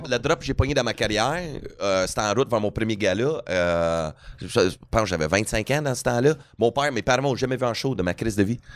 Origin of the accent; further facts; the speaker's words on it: Edmonton, Alberta, Canada; Edmonton, Alberta